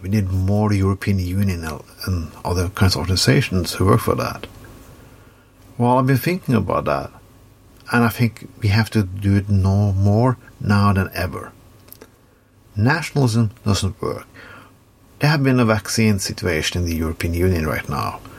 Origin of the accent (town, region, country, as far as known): Norway